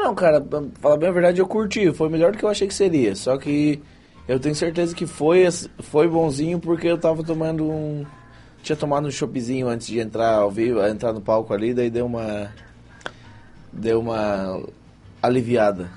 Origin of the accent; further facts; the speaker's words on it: Santa Rosa do Sul, Santa Catarina, Brazil; also born or lived in Praia Grande; sou de Santa Rosa do Sul, nascido em Praia Grande, ou seja, eu sou da região aqui mesmo, não saí daqui